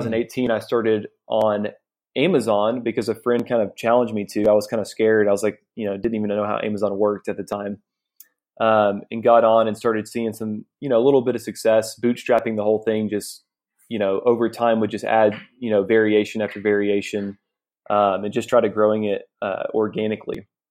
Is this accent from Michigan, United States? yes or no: no; Arkansas, United States; moved away as an adult; now in India; I'm from the States. I went to the University of Arkansas.